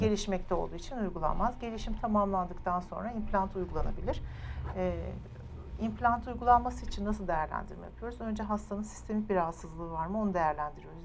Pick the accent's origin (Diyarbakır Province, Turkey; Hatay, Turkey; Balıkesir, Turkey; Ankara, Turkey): Ankara, Turkey; moved away as an adult; now in Istanbul, Turkey; Ankara doğumluyum, Ankara mezunuyum. Yani bütün doğumu büyüme Ankara'da geçirdim hayatımı.